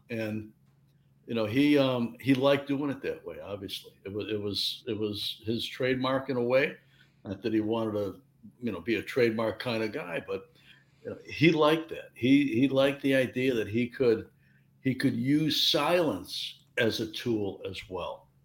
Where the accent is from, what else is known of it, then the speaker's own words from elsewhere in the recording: Chicago, Illinois, United States; I'm from Chicago, 2,000 miles away from Los Angeles